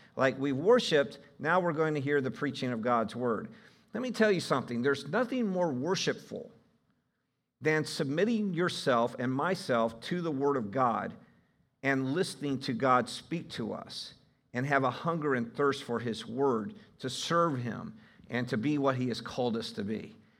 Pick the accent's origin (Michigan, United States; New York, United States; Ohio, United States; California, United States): Ohio, United States; I'm from Ohio